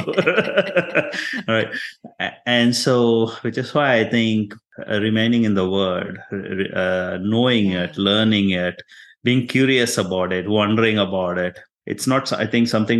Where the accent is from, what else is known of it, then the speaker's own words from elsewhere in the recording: India; now in Texas, United States; I'm Indian or I'm Christian